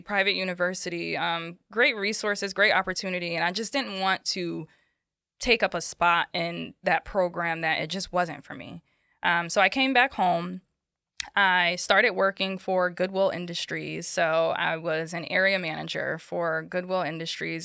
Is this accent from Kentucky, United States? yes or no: no; Bridgeport, Connecticut, United States; also born or lived in Norwalk, Connecticut / Queens, New York; I was born in Narwhal, Connecticut. I grew up in Bridgeport